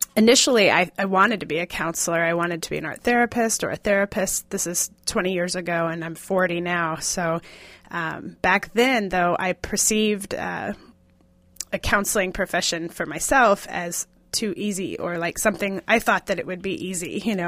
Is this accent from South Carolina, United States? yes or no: no; Kansas, United States; now in Seattle, United States; I am from Kansas originally, and I've been living in Seattle for thirteen years.